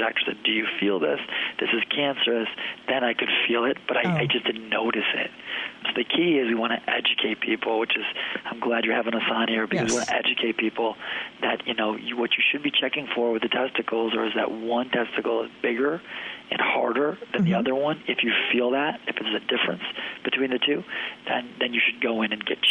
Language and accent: English; Detroit, Michigan, United States; moved away as an adult; now in Chicago, United States; I grew up in Detroit area